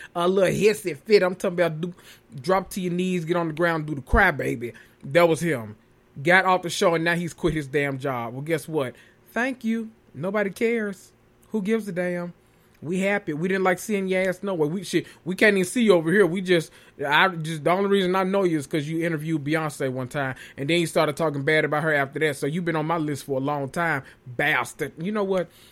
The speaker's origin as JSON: {"language": "English", "region": "Tennessee", "country": "United States", "tie": "born or raised there", "said": "in Tennessee, my home state"}